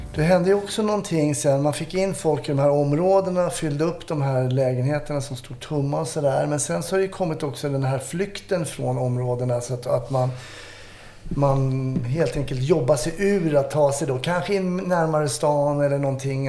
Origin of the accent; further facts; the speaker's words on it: Stockholm, Stockholm County, Sweden; jag växte upp i Kärrtorp